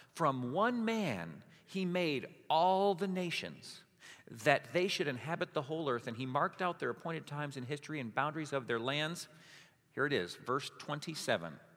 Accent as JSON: {"language": "English", "town": "Hudsonville", "region": "Michigan", "country": "United States", "tie": "born or raised there", "said": "I lived on the line of Hudsonville"}